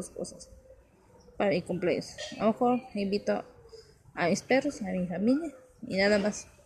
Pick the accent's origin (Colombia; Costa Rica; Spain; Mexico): Mexico; somos mexicanos